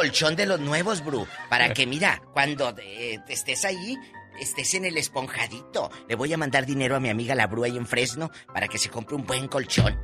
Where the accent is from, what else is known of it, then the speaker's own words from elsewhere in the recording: Matamoros, Tamaulipas, Mexico; now in United States; yo caminé, me encantaba caminar por mi Matamoros a pie